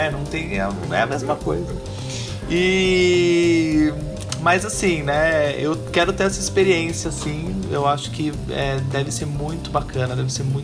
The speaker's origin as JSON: {"language": "Portuguese", "country": "Brazil", "said": "eu nunca fui ver um jogo de futebol no estádio. Realmente é. Né, sendo brasileiro, né?"}